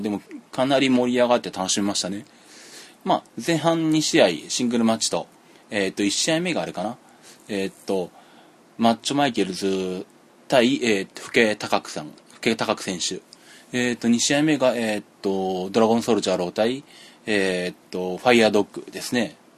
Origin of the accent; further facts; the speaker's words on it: Yaizu, Shizuoka, Japan; 地元静岡の焼津で